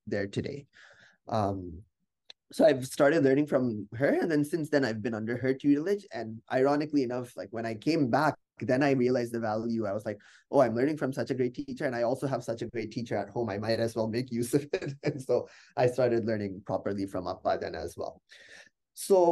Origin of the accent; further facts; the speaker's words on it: United States; we're from America